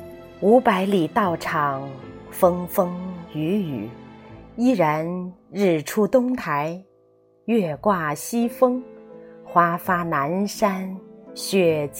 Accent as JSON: {"language": "Chinese", "area": "Wutai Mountain, Xinzhou", "region": "Shanxi", "country": "China", "tie": "born or raised there", "said": "我家乡的一个名胜之地——五台山。五台山位于山西省忻州市五台县境内，"}